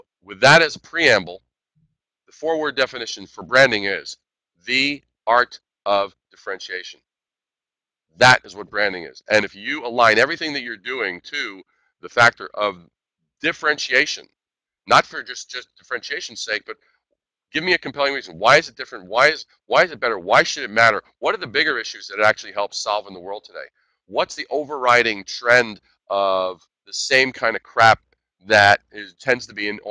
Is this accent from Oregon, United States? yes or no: no; New York City, New York, United States; moved away; also born or lived in Midwest; I'm a native New Yorker. I'm originally from Brooklyn.